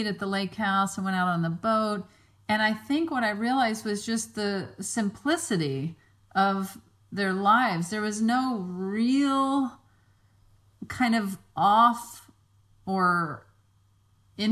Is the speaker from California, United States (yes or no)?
no; Mississippi Gulf Coast, United States; moved away; when we go to Mississippi to my hometown